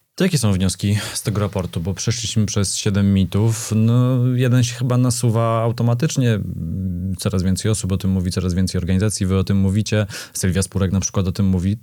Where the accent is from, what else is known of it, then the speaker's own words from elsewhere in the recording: Poland; ja się urodziłem e, w schyłkowym PRL-u, ale już wychowywałem się w wolnej Polsce